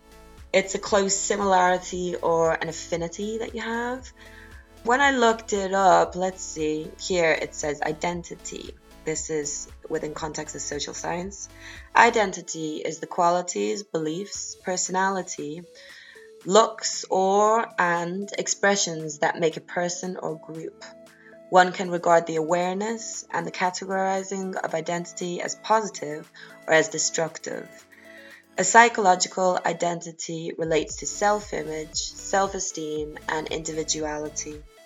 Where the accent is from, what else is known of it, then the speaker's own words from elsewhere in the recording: Rotterdam, South Holland, Netherlands; born there; also born or lived in South America; So I was born in Rotterdam in a commune, and then we moved around. I lived in South America for a while, for quite a few years when I was younger.